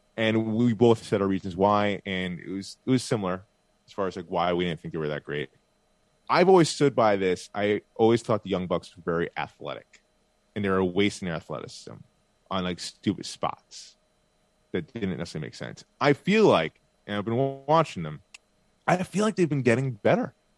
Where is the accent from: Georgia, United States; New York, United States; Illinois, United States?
New York, United States; Bay Shore; moved away; Great South Bay Brewery in Bayshore, New York that's my hometown over there. Oh, next to my hometown over there, very close to where I used to live